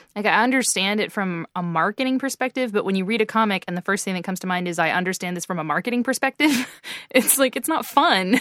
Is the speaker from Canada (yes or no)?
yes; Canada; being Canadian